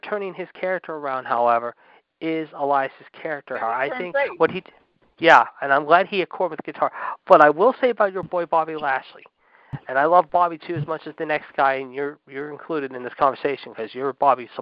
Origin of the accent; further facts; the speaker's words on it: Pittsburgh, Pennsylvania, United States; my hometown of Pittsburgh